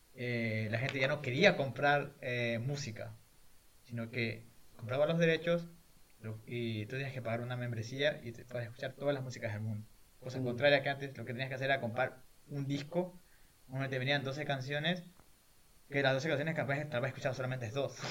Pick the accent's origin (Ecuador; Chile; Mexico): Ecuador; El Guabo, El Oro; moved away as an adult; also born or lived in Machala, Ecuador; now in Sweden; vengo de El Guabo, que El Guabo es una ciudad muy pequeña en la provincia del Oro, en el sur de Ecuador. Obviamente yo nací en Machala